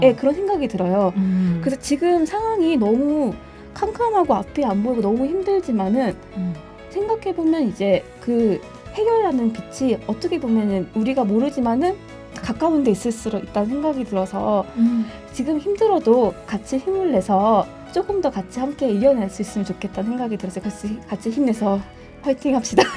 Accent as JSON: {"language": "Korean", "region": "Busan", "country": "South Korea", "tie": "born or raised there", "moved": "as an adult", "lives_now": "Fukuoka, Japan", "said": "한국 부산에서 태어났고 이제 제가 대학교 진학을 하게 되면서 일본에 처음으로 오게 돼서"}